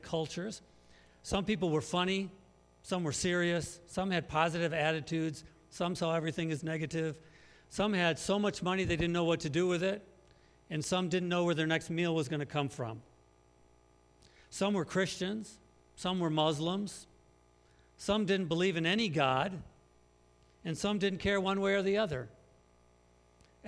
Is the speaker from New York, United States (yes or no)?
no; Muskegon, Michigan, United States; moved away as an adult; also born or lived in Africa; now in Northwest Indiana, United States; We're originally from Western Michigan, from Muskegon